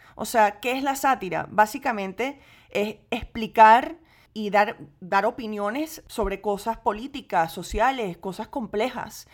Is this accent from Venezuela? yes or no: yes; Venezuela; now in United States; yo crecí en gran parte en Venezuela